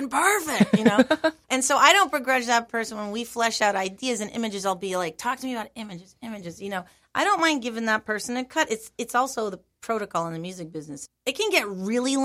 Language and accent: English; California, United States; moved away; also born or lived in New York City; I grew up in California.